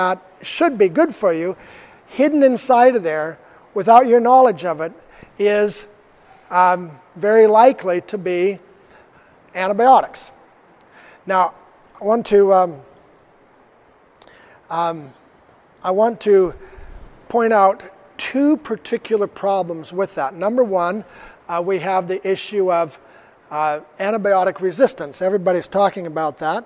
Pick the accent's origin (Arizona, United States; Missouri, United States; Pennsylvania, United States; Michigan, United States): Arizona, United States; Arizona State University, from my home state